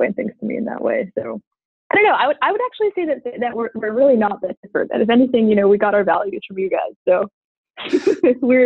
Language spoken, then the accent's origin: English; United States; growing up in America